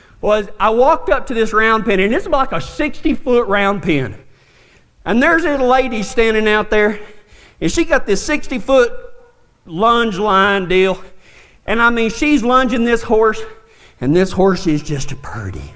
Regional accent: Big Lake, Texas, United States; also born or lived in Fort Stockton, Texas; I grew up in Big Lake, Texas, and then moved to Fort Stockton

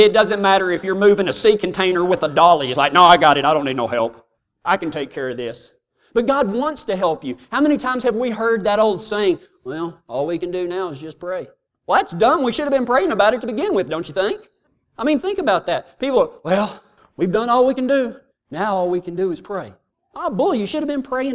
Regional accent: Texas, United States; I'm from Texas

